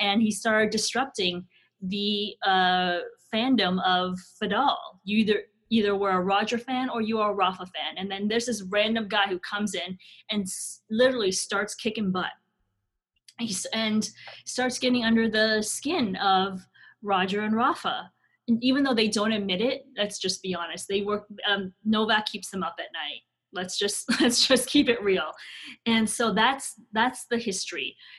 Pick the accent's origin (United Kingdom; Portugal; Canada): Canada; like I said, we are a Canadian audience, and sure, the national sport, the national obsession is hockey.